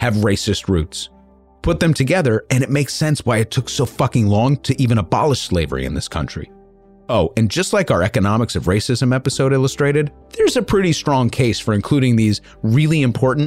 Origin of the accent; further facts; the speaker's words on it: New York, United States; I'm a New Yorker